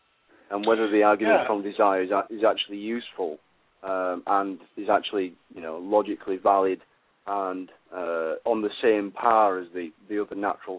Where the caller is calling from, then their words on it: United Kingdom; I'm calling from the UK.